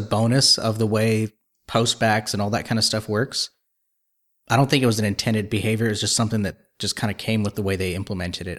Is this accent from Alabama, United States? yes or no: no; Texas, United States; I'm from Texas